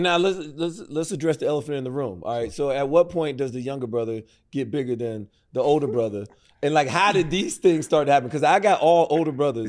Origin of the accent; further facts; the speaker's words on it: Prattville, Alabama, United States; Growing up in Prattville, Alabama